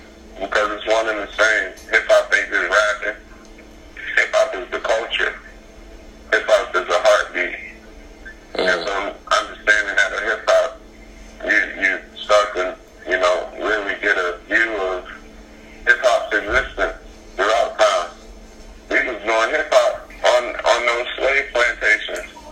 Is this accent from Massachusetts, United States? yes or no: no; Dover, Delaware, United States; I'm from Dover, Delaware